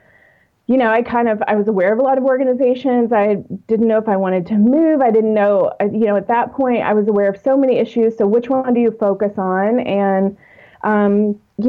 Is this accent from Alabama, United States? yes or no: no; Texas, United States; now in Atlanta, United States; I am originally from Texas, but I've lived in the Atlanta area since 2001 and still call it home